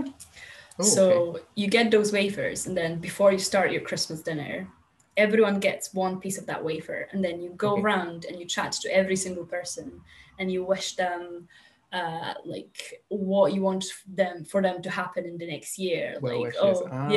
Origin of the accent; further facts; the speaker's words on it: western Poland, Poland; moved away as an adult; now in Scotland, United Kingdom; I'm originally from Poland. I moved here just to study at university.